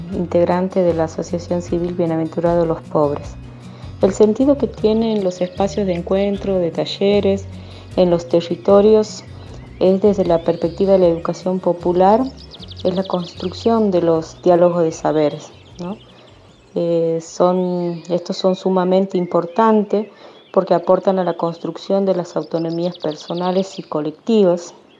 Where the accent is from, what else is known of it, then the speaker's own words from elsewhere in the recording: Santiago del Estero, Argentina; soy de Santiago del Estero